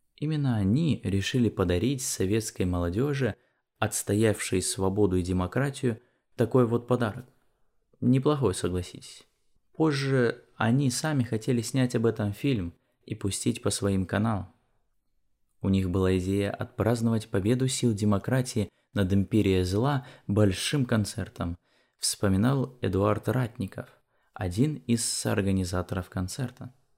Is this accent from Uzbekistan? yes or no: no; Borovichi, Novgorod Oblast, Russia; Численность моего родного города Боровичи составляет всего 50 тысяч человек